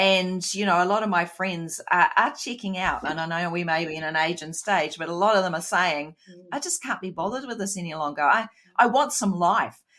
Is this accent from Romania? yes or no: no; New Zealand; accent: Kiwi; my Kiwi accent's gone a bit more deep